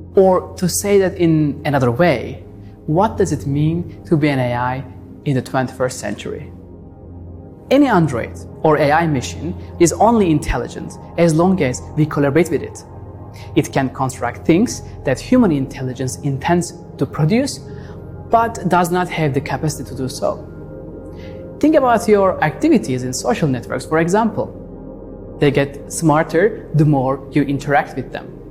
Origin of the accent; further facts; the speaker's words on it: Istanbul, Turkey; moved away as an adult; now in Los Angeles, United States; as a child growing up in Istanbul